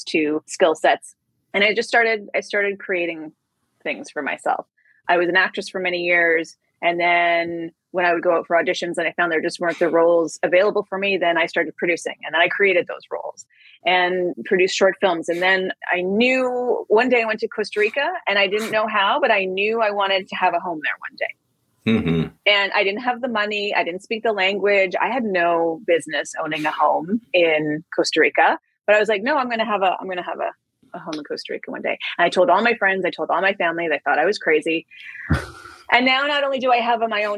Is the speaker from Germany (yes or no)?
no; Canada; now in New York, United States; I'm originally from Canada. I live in New York now